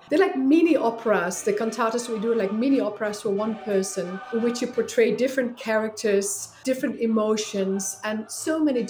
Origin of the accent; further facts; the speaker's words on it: Netherlands; English is a second language; moved away as an adult; Yeah, so I came here from the Netherlands about 12 years ago, and I was going to just be here for 1 year.